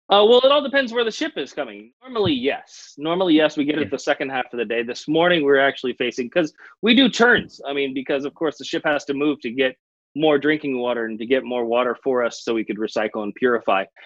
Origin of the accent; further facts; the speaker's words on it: California, United States; Being an American citizen, I'm actually from California